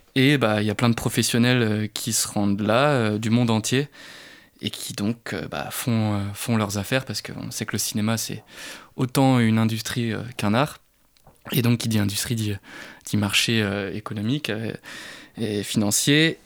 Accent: Brittany, France; je suis breton

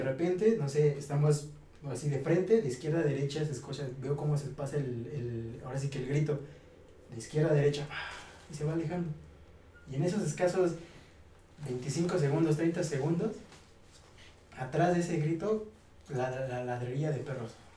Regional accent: Mexico City, Mexico; moved away as an adult; also born or lived in Hidalgo; yo viví en el DF, yo soy del DF, yo viví 17 años en Iztapalapa

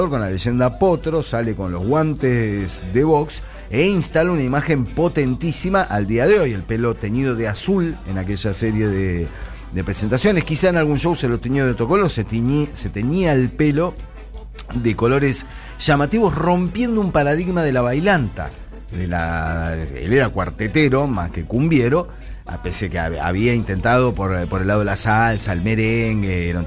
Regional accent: Córdoba, Argentina; Soy cordobés.

